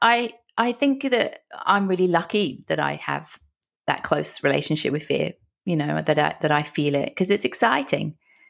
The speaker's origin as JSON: {"language": "English", "region": "London", "country": "United Kingdom", "tie": "born or raised there", "moved": "as an adult", "lives_now": "Australia", "said": "Originally from London in the UK."}